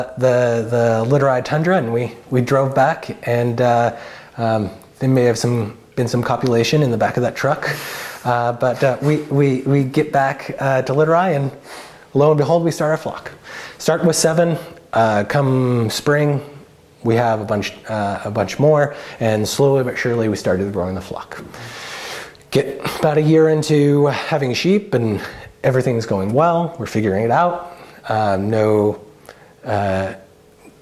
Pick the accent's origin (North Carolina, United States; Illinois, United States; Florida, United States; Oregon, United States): Oregon, United States; Salem; moved away as an adult; also born or lived in Occidental, California; I grew up in South Salem in the suburbs